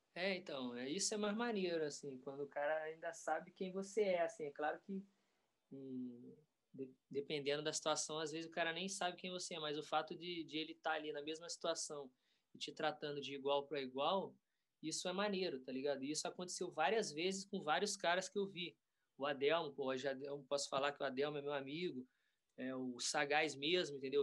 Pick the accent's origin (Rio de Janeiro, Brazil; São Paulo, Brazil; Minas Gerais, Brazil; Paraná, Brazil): Rio de Janeiro, Brazil; Volta Redonda; lá em Volta Redonda, né, minha cidade natal